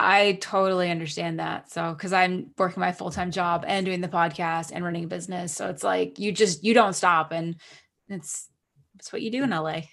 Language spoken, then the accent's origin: English; Canada; moved away; I'm Canadian citizen, and I went to Canada um, for my sister's wedding.